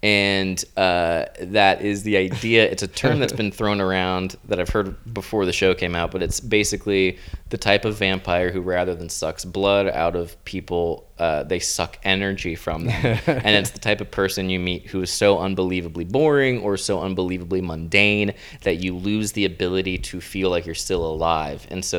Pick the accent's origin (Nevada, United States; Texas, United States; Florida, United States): Florida, United States; Tampa; It was beautiful. Yeah, my home state. It was about an hour out of my town in Tampa.